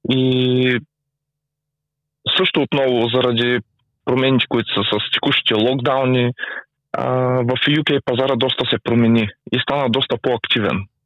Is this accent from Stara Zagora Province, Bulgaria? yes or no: yes; Stara Zagora, Stara Zagora Province, Bulgaria; а, от Стара Загора